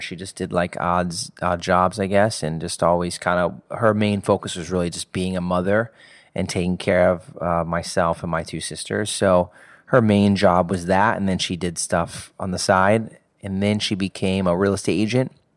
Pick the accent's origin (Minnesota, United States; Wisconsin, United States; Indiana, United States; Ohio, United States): Indiana, United States; Indianapolis; Grew up in, uh, the south side of, of Indianapolis.